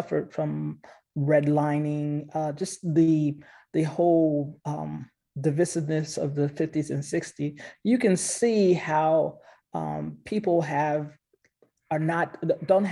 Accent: Westchester County, New York, United States; now in Nashville, United States; not from the city of New York, Westchester County area

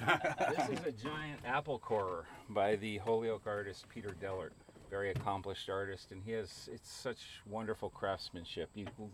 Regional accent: Switzerland; this looks just like a sculpture park that I knew of when I grew up in Switzerland.

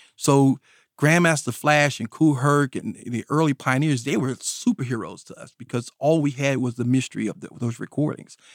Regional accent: North Carolina, United States; I grew up here in North Carolina, and I grew up in a rural area of North Carolina

